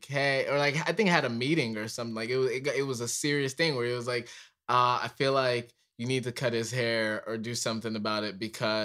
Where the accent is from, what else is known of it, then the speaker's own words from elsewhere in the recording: Ireland; moved away; I grew up in Ireland for like 9 years